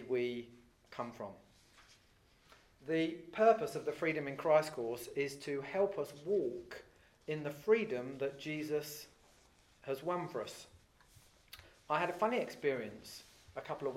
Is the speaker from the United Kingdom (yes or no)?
yes; England, United Kingdom; I'm English, but you'd say, well, that's just where you live